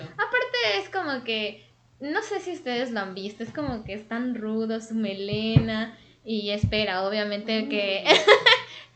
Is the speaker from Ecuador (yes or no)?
yes; Quito, Pichincha, Ecuador; yo soy de Quito, Ecuador